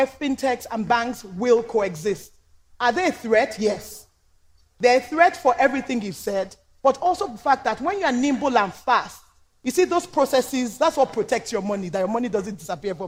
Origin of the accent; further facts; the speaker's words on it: Nigeria; I'm Nigerian